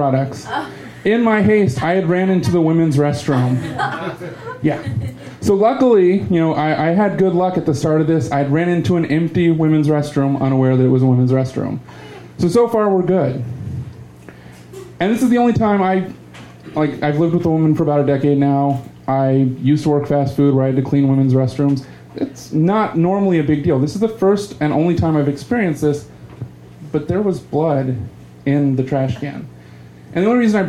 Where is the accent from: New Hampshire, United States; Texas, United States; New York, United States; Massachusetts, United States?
Texas, United States; growing up in Texas, been going to HEB 30 years more.